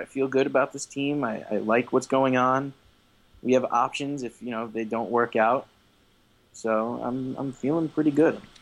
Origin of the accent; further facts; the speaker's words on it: New York, United States; being a New Yorker